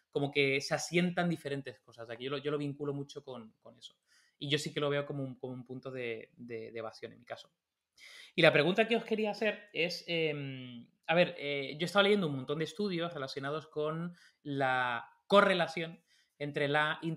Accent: Tenerife, Canary Islands, Spain; now in Madrid, Spain; durante mucho tiempo cuando me fui de Tenerife a Madrid, pues aprendí a tocar la guitarra

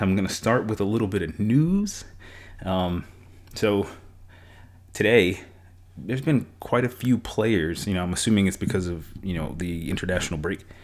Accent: New York, United States; moved away; I'm from New York originally

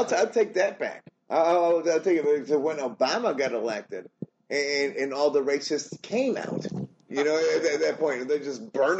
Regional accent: United States; As a minority growing up in America

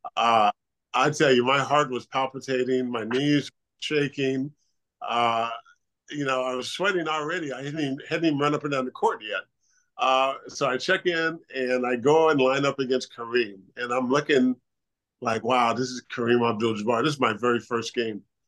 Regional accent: California, United States; moved away as an adult; also born or lived in Pullman, Washington; growing up in California

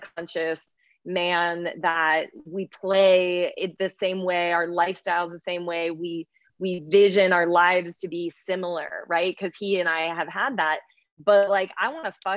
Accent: Midwest, United States; I was raised in the Midwest

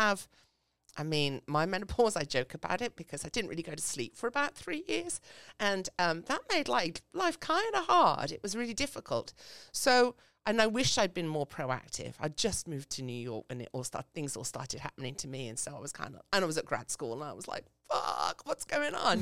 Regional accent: England, United Kingdom; now in United States; I grew up in England. So, um, as you can hear from my voice

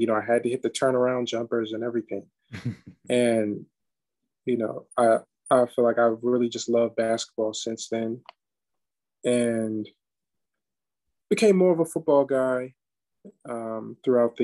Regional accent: San Diego, California, United States; also born or lived in Washington DC area; now in Philadelphia, United States; I'm from San Diego.

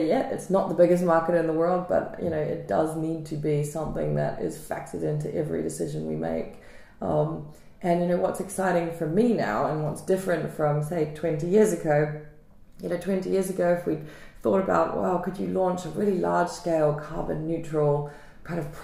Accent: New Zealand; I grew up in New Zealand.

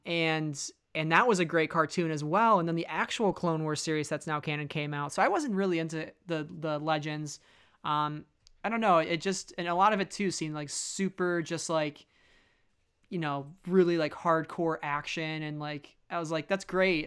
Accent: Chicago, Illinois, United States; moved away; I grew up in Chicago myself for, you know, thirteen to fourteen years

